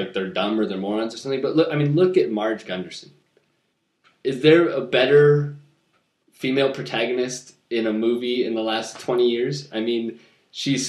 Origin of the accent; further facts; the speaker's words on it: Midwest, United States; I was born in the Midwest